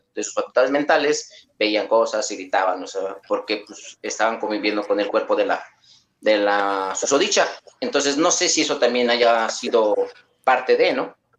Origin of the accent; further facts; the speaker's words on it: Querétaro, Mexico; De Querétaro, México